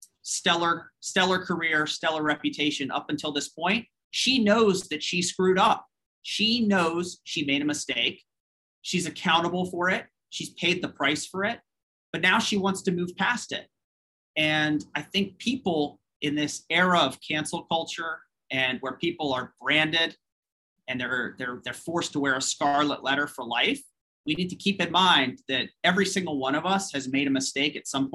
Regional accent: United States; as an American citizen and a patriotic American

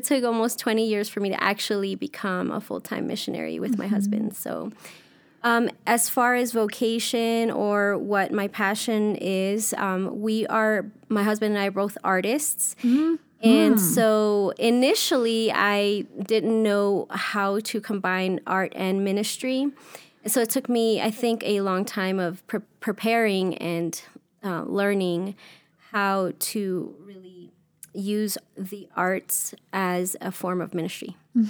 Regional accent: New York City, New York, United States; moved away as an adult; also born or lived in Daytona Beach, Florida / South Florida / Arkansas / Atlanta, Georgia; now in Ecuador; So I grew up in Queens, New York, and then moved to Daytona Beach, Florida for about 2 or 3 years when I was 12.

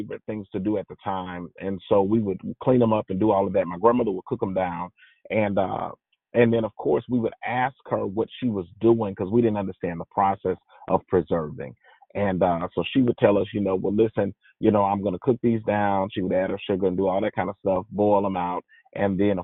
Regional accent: the South, United States; if you can't tell by my voice, I'm from the South

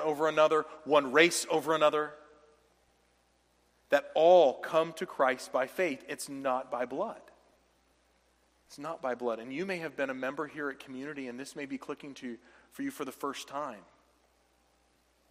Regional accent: the South, United States; where I was raised down south

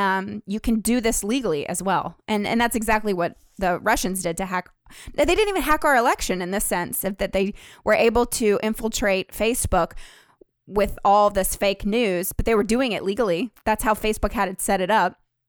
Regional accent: Nashville, Tennessee, United States; it was founded in 1894 in my hometown of Nashville, Tennessee.

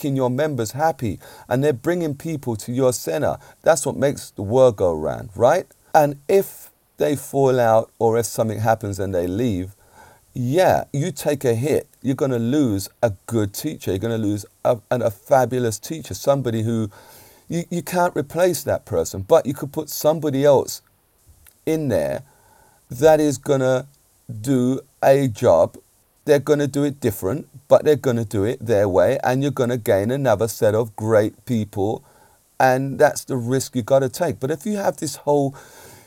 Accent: England, United Kingdom; I'm an Englishman, I've got to say. I'm a UK, born in the UK, but my parents are from Jamaica

